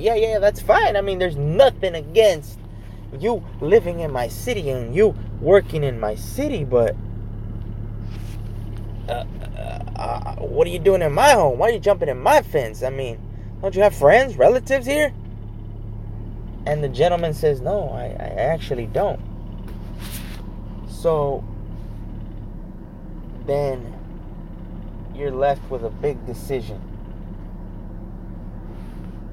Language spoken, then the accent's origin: English; California, United States; I'm Mexican blooded, but I'm California born and bred, so I'm an American as well.